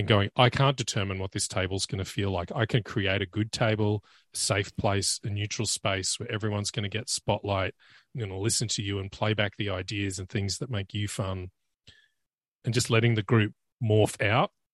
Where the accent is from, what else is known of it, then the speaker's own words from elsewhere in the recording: Australia; as an Australian